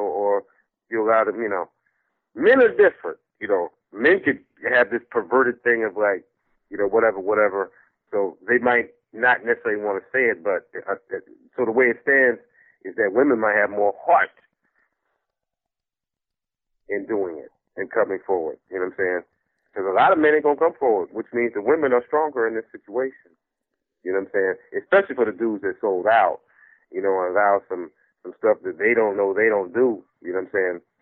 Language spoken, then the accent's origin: English; New Jersey, United States; I'm from Jersey